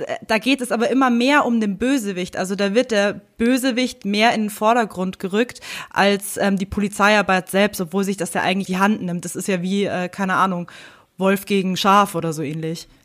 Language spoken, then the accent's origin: German; Germany; bei uns in Deutschland